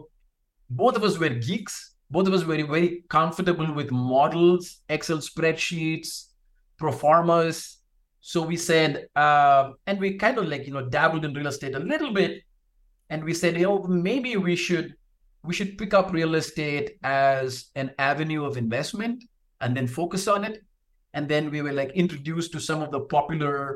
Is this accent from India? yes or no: yes; South India, India; moved away; I'm from India originally, and South India to be specific